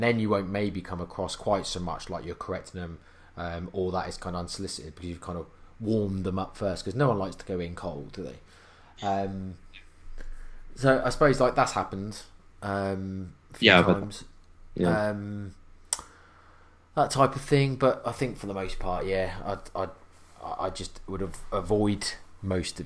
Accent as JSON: {"language": "English", "country": "United Kingdom", "said": "I'm British"}